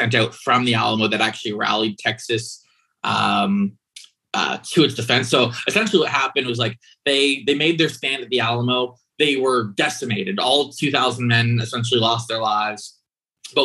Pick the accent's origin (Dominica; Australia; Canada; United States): Canada; growing up as a Canadian